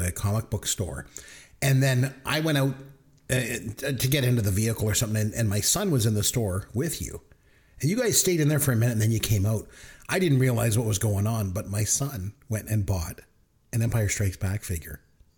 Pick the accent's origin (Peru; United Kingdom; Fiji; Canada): Canada; I'm Canadian